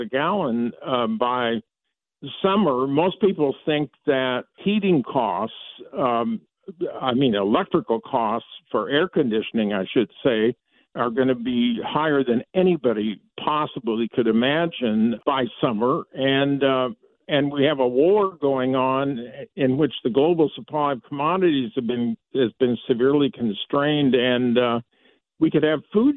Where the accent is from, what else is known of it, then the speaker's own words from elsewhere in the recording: Iowa, United States; I was born and raised in Iowa, so I know a lot about those cornfields. I basically grew up in them.